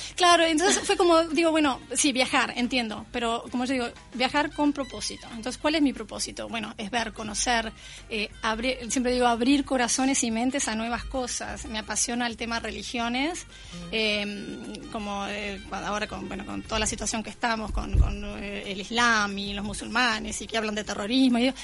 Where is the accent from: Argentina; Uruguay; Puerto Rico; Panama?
Uruguay; moved away; soy uruguaya